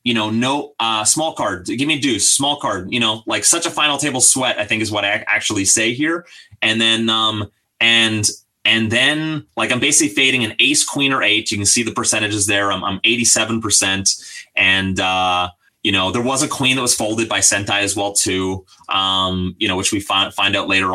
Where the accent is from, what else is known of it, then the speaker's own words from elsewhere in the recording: British Columbia, Canada; it's my hometown